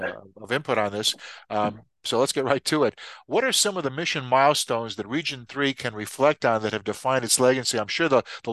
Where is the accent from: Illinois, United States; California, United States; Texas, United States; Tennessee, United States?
Illinois, United States; Scott Air Force Base in Illinois, which is my home state